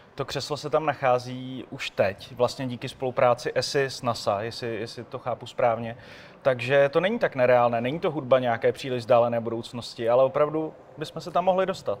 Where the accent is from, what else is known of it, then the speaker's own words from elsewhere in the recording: Czechia; my Češi